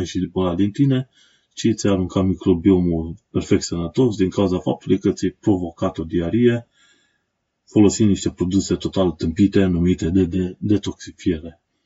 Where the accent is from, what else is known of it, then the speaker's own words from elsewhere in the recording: Romania; moved away as an adult; now in London, United Kingdom; eu sunt un român în Londra, am venit din România, o țară străină, m-am stabilit aici pentru un timp